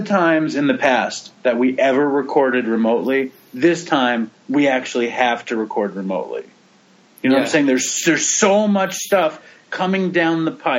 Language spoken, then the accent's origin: English; New York City, New York, United States; I grew up in Manhattan.